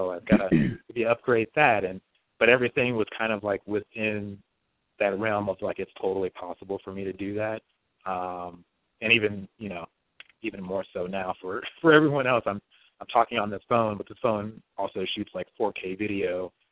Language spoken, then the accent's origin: English; Bakersfield, California, United States; I grew up in Bakersfield for the most part in this yellow house that my grandmother owns